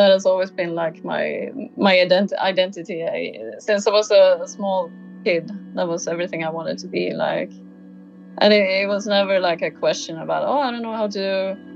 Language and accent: English; Sweden; moved away; also born or lived in Spain; feeling like maybe I should uh, go back to Sweden and uh, kind of become a, a grown up in uh, in my home country as well because I, I, I took my driver's license in um, in Spain